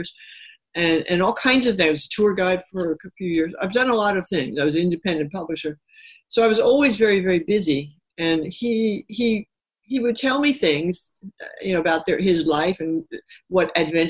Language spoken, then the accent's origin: English; New York City, New York, United States; I grew up in New York City, so a lot of trees, a lot of lampposts, a lot of garage roofs, things like that.